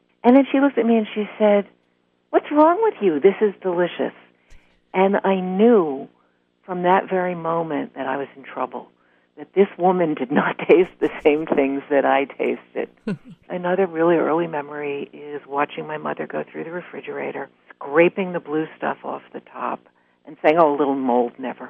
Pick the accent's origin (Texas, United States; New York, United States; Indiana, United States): New York, United States; New York City; I grew up in Greenwich Village